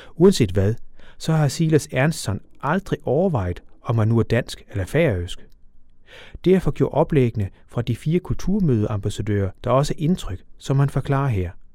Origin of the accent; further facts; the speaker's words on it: Funen, Southern Denmark, Denmark; moved away; i retning af Fyn og min hjemstavn